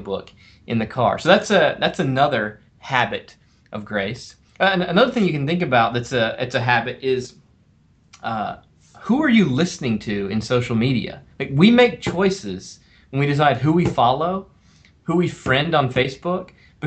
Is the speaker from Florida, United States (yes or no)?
no; South Carolina, United States; also born or lived in Twin Cities, Minnesota; now in Minneapolis, United States; I grew up in South Carolina. I didn't grow up with hockey